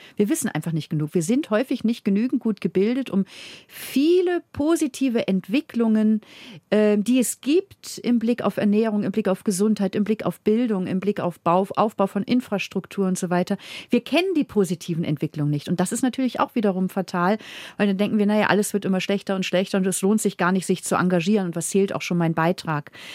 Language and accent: German; Northern Germany, Germany; also born or lived in Munich, Germany; now in Vienna, Austria; Und ich als Norddeutsche habe aber, als ich hier auch gelebt habe in Bayern